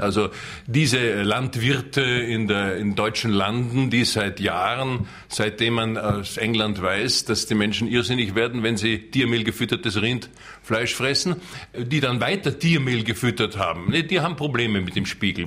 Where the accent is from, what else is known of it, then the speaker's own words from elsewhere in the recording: Austria; ich wollte natürlich als Österreicher